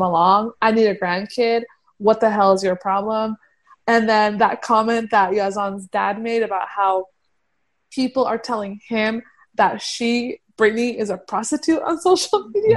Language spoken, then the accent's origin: English; Afghanistan; moved away; Afghanistan because that's where I'm from originally